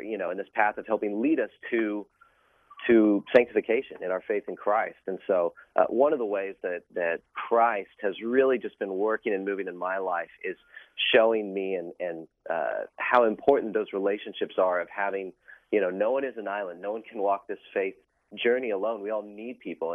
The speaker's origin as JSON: {"language": "English", "town": "Oklahoma City", "region": "Oklahoma", "country": "United States", "tie": "born or raised there", "moved": "as an adult", "lives_now": "New York City, United States", "said": "we're both from Oklahoma City and have spent our whole lives there"}